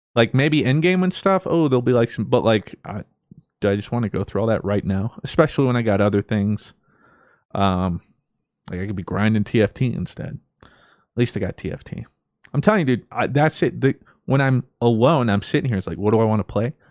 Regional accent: United States; us growing up in America

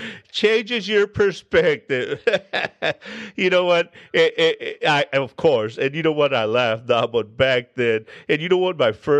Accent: Hebbronville, Texas, United States; Went home to Hebronville. I'm from Hebronville, Texas. Picked up my birth certificate.

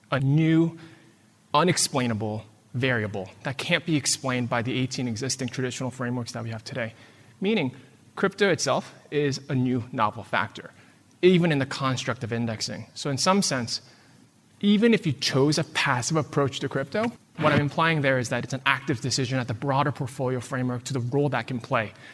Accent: United States

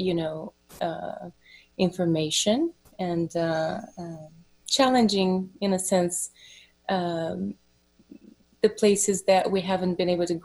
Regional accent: Brazil; moved away as an adult; I was born in Brazil and I moved here in my very early 20s, I was 21, 22

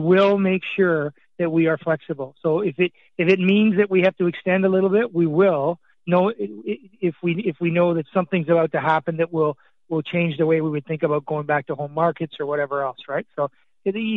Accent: Scotland, United Kingdom; now in Canada; I was born in Scotland. I've been in Canada for 55 years now

